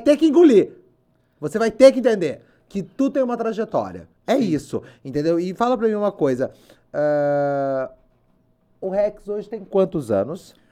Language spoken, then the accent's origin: Portuguese; Limeira, São Paulo, Brazil; eu sou de Limeira